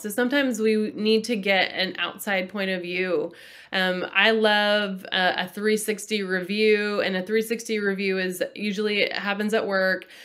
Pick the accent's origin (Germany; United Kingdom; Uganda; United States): United States; Texas; also born or lived in Massachusetts; I was born in Massachusetts, which is back east, um, and then I grew up in Texas